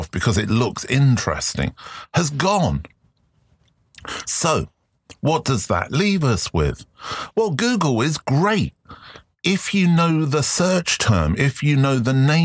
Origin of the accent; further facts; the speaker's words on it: London, United Kingdom; I grew up in London